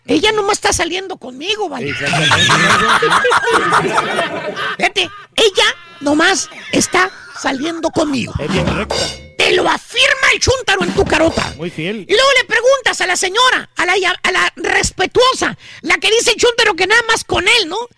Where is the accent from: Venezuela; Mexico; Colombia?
Mexico; O sea, yo soy mexicano, soy realista, realista.